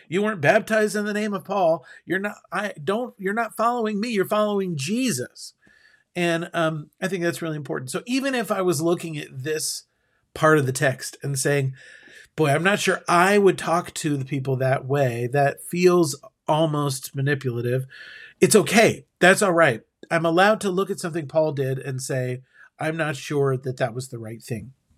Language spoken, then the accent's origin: English; United States; as an American